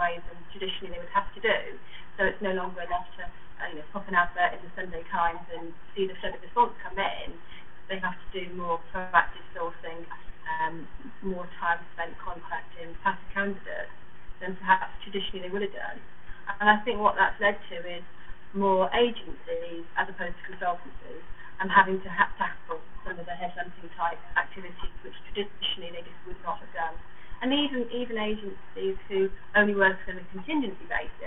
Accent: Manchester, North West England, United Kingdom; I don't have a London accent. I come from Manchester

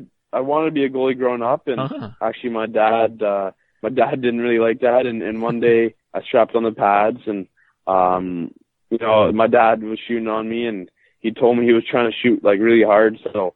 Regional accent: Toronto, Ontario, Canada; born there; also born or lived in Mississippi / Flint / Oklahoma / Orlando; I was born in Toronto, and my dad played professional hockey, so I actually lived in a lot of different places, like Mississippi and Flint and Oklahoma and Orlando and Jacksonville.

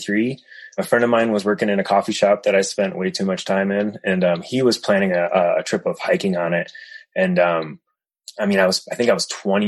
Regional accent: Connecticut, United States; moved away; I came from the East Coast and we just didn't really camp in Connecticut that much.

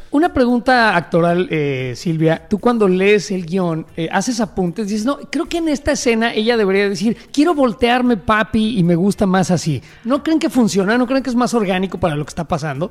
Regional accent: Mexico; cosas que decimos los mexicanos

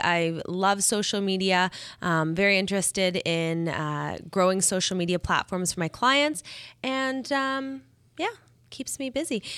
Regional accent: Calgary, Alberta, Canada; I am from Calgary, Alberta, Canada. It's very cold there

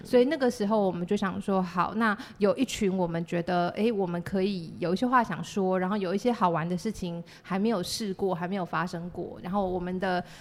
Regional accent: Chiayi, Chiayi City, Taiwan; first language Chinese; also born or lived in Taipei / United Kingdom; 我是嘉义市长大的小孩

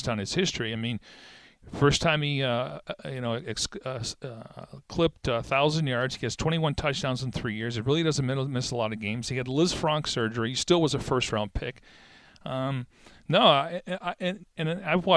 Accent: Niagara Falls, New York, United States; I'm growing up in upstate New York.

